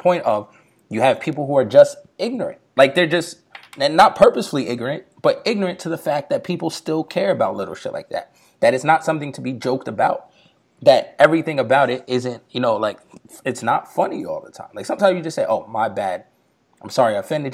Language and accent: English; New York, United States; me growing up in New York